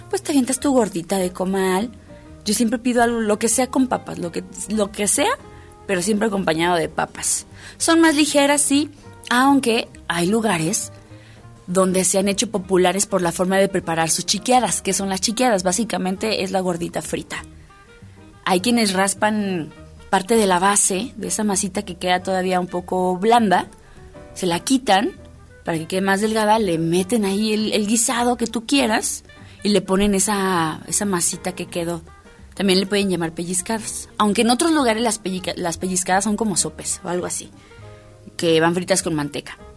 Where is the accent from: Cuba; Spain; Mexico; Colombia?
Mexico; Morelos; now in Aguascalientes, Mexico; Y no del Morelos de donde yo vengo, sino el estado.